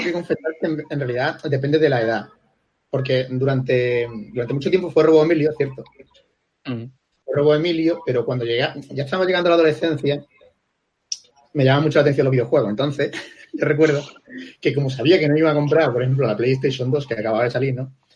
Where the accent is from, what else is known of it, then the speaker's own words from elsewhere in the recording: La Palma, Canary Islands, Spain; en mi pueblo, en La Palma